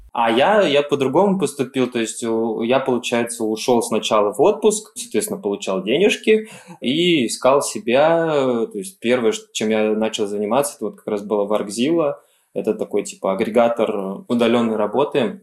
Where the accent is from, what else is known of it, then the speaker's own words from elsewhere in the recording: Elektrostal, Moscow Oblast, Russia; Электросталь мой родной город